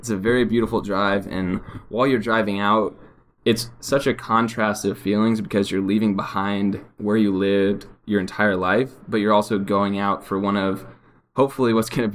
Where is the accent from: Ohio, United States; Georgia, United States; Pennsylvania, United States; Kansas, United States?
Kansas, United States; Kansas City; moved away as an adult; now in Los Angeles, United States; I grew up in Kansas City, Kansas, or around the area of Kansas City, Kansas